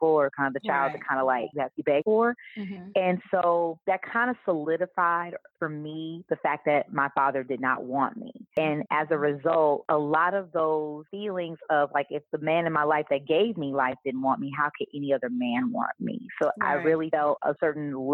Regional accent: Kansas City, Missouri, United States; I am from Kansas City, Missouri, KC

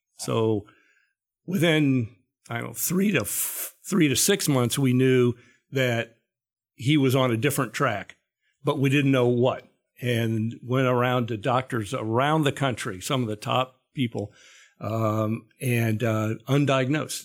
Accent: Ohio, United States; growing up in Ohio

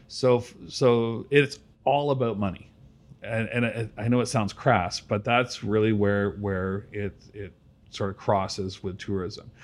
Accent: Brampton, Ontario, Canada; now in Georgetown, Canada; I grew up in Brampton

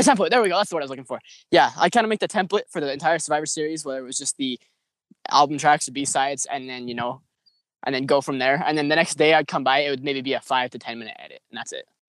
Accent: Idaho, United States; I'm from Idaho, so good old Potatoville

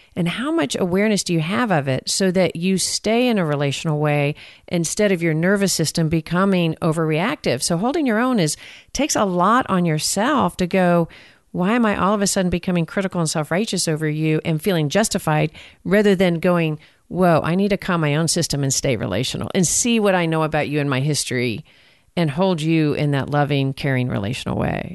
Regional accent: Texas, United States; accent: Texan; I'm from Texas

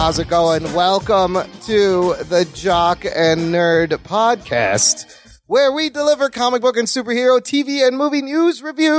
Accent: Pakistan; I'm Pakistani

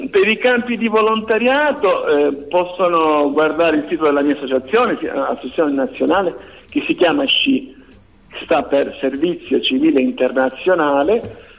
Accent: Sicily, Italy; beh la curiosità forse pensare che vengo dalla Sicilia perché la Sicilia

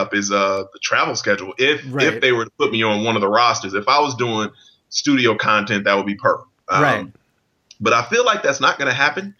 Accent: Flint, Michigan, United States; moved away; also born or lived in Milwaukee; I'm originally from Michigan, Flint, Michigan.

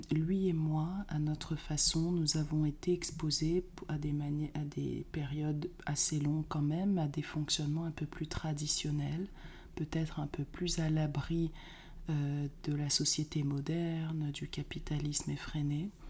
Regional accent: Martinique; born or raised there

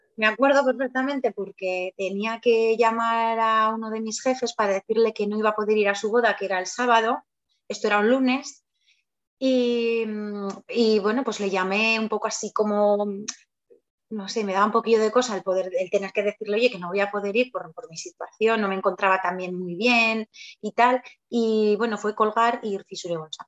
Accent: Zaragoza, Aragon, Spain; also born or lived in Barakaldo, Spain; yo nací en Maracaldo, en Bilbao, y vivo en Zaragoza desde que tenía pues eh, casi tres añitos.

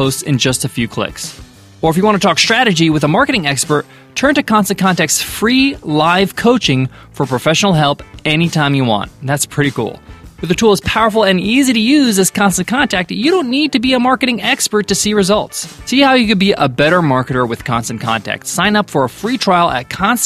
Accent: United States; growing up as an American

